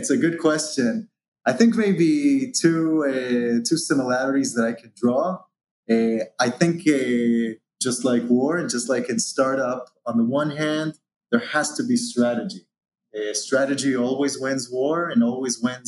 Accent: Israel; originally born and raised in Israel

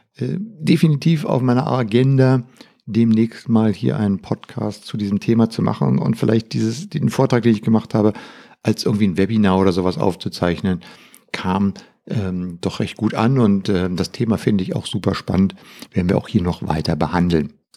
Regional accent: Berlin, Germany; ich bin mit Radio aufgewachsen hier in Berlin

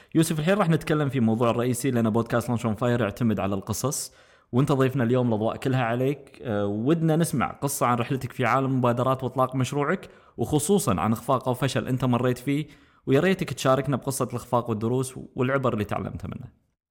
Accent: Kuwait; احنا عندنا بالكويت

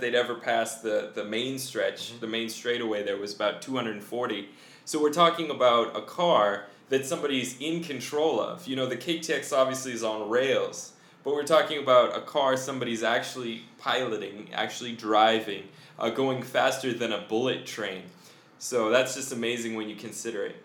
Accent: Colorado, United States; I grew up in Colorado

